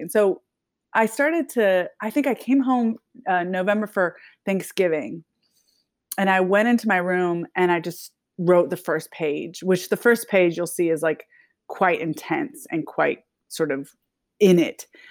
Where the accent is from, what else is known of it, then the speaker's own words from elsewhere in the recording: Nashville, Tennessee, United States; moved away as an adult; was born and raised in Tennessee, in Nashville, and then I left in nineteen ninety-seven